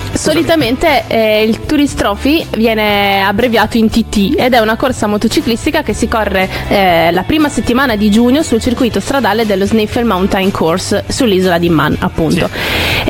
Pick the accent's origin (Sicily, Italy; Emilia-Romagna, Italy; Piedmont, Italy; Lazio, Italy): Emilia-Romagna, Italy; sulle colline emiliane, quindi dalle mie parti